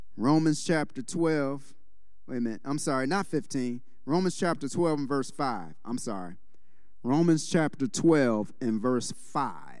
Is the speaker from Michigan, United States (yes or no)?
yes; Detroit, Michigan, United States; moved away; I was born and raised in Detroit